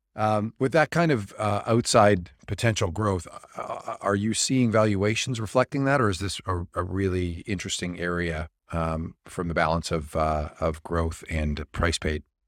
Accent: Niagara Falls, New York, United States; I grew up near Love Canal

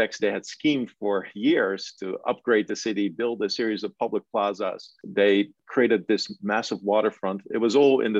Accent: Netherlands; moved away as an adult; also born or lived in Delft, Netherlands; now in New York, United States; I'm actually originally from the Netherlands. I went to architecture school in Delft

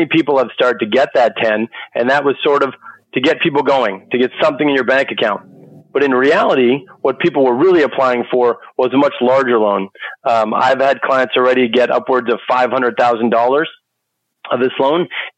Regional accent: Boston, Massachusetts, United States; I'm from Boston, Massachusetts

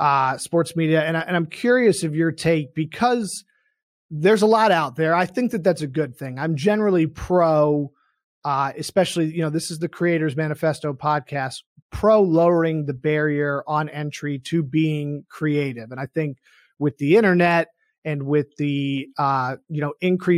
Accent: Boston, Massachusetts, United States; I grew up in Boston

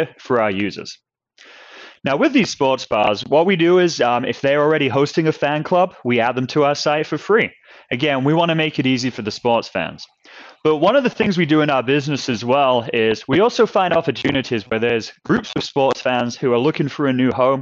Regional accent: New Jersey, United States; moved away as an adult; also born or lived in England / North Carolina; now in Seattle, United States; I grew up in New Jersey

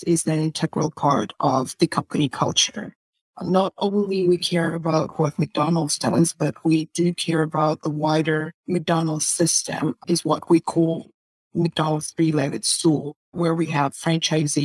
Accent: Russia; I come from Russia

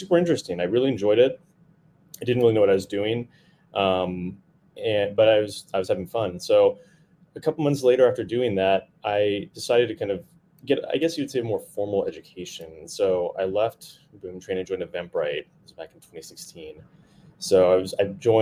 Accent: Texas, United States; moved away as an adult; now in Bay Area, United States; So born and raised in Texas, moved to the Bay Area about, I guess, in 2014.

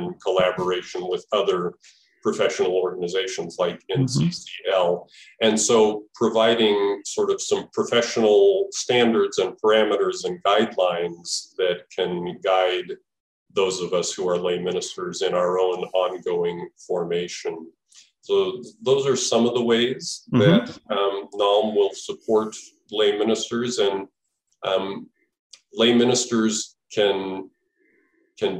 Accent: Albuquerque, New Mexico, United States; now in Milwaukee, United States; I was living in Milwaukee, but I grew up in Albuquerque and my parents were still living in Albuquerque

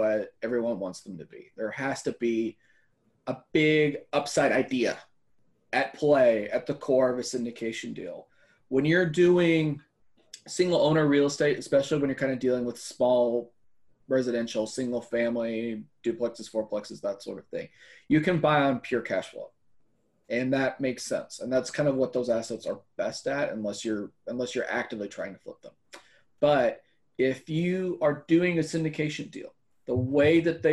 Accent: Central Texas, United States; I grew up in Central Texas. My family's lived in Central Texas for 150 years, pretty much

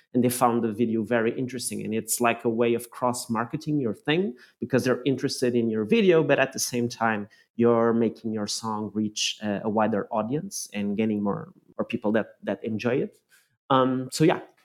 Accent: Lisbon, Portugal; moved away; driving through my hometown of Lisbon back in Portugal

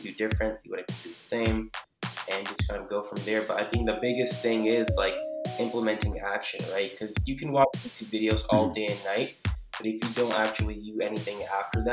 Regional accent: New Jersey, United States; I'm originally from New Jersey

